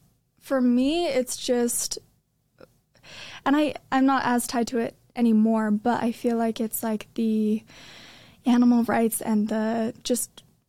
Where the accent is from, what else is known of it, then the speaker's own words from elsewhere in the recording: Riverton, Utah, United States; So I am from Utah, just born in Riverton. And I grew up dancing.